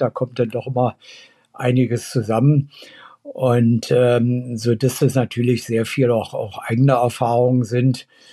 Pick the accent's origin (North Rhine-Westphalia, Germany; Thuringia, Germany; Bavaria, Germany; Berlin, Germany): Berlin, Germany; Also ich bin ja in, in West-Berlin aufgewachsen